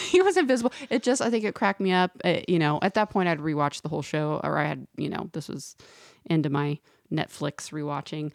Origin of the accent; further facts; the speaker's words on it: Texas, United States; moved away as an adult; now in Los Angeles, United States; we're both from Texas, Wendy